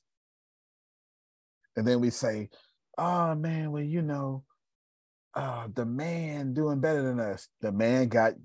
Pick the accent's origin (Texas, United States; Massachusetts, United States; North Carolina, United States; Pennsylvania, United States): Texas, United States; we're Texan